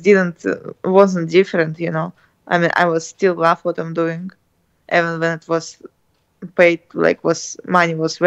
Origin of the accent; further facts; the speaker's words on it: Russia; English is a second language; We're from Russia